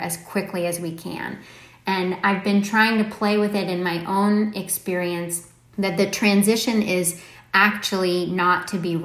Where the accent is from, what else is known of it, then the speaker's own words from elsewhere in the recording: Palo Alto, California, United States; moved away; I don't live in Silicon Valley now, but I grew up in Palo Alto